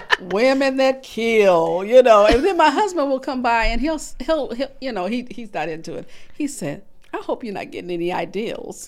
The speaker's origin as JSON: {"language": "English", "town": "Michigan City", "region": "Indiana", "country": "United States", "tie": "born or raised there", "moved": "as an adult", "lives_now": "Muncie, United States", "said": "I really enjoyed growing up in Michigan City."}